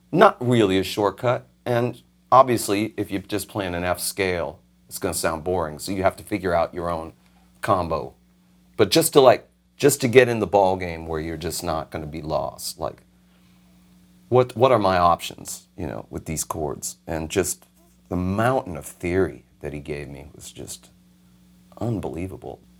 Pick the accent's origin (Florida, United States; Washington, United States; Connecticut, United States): Florida, United States; Miami; I'm thirteen, and my dad says, "Hey, we're moving to Miami in two and a half weeks."